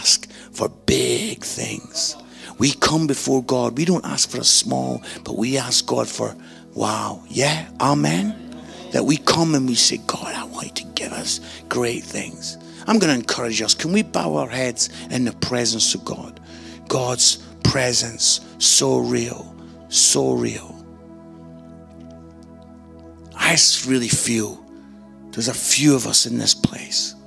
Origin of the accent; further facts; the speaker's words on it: Scotland, United Kingdom; I'm Scottish